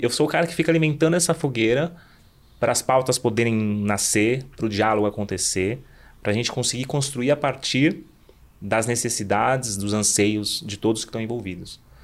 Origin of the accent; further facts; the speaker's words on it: Southeast Brazil, Brazil; nós brasileiros que nascemos no Sudeste